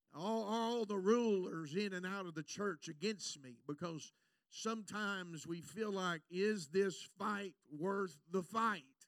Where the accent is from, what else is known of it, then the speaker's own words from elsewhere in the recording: United States; I'm an American preacher